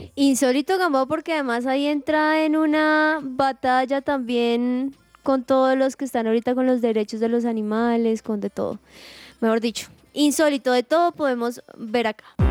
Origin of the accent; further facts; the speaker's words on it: Colombia; uno como colombiano